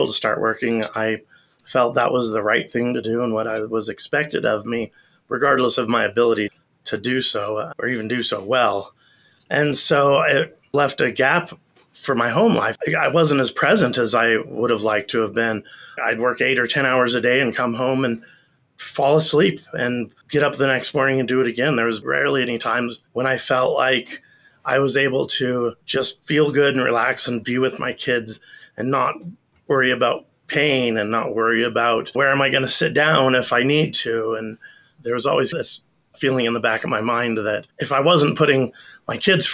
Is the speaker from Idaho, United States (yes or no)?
yes; Idaho, United States; I'm from Idaho